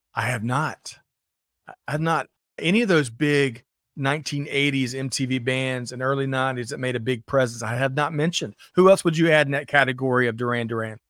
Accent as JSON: {"language": "English", "town": "Aiken", "region": "South Carolina", "country": "United States", "tie": "born or raised there", "said": "I grew up in Aiken, South Carolina"}